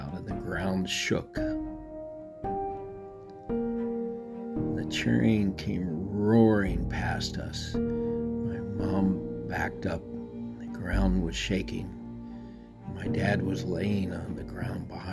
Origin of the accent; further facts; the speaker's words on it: El Paso, Texas, United States; moved away; I call myself the ancient Texan on this podcast, because I came from Texas, El Paso, to be exact, a little bit north of the Rio Grande